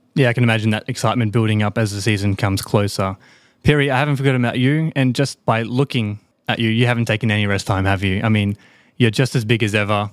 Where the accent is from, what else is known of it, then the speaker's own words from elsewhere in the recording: Australia; moved away; I'm an Aussie